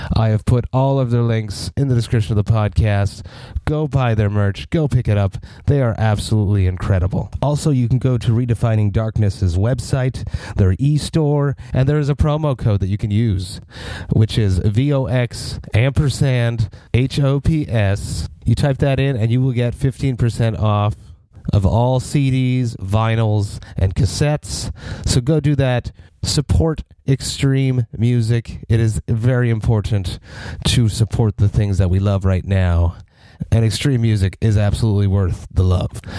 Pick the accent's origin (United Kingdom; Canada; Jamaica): Canada; Montreal, Quebec; We're both from Montreal